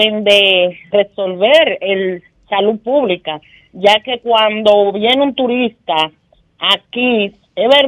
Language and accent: Spanish; Río San Juan, María Trinidad Sánchez, Dominican Republic; Río San Juan, que es mi pueblo